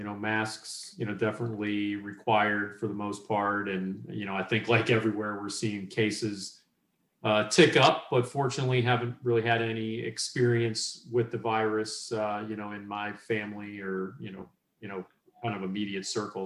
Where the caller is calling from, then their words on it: Charlotte, North Carolina, United States; I am calling in from Charlotte, North Carolina.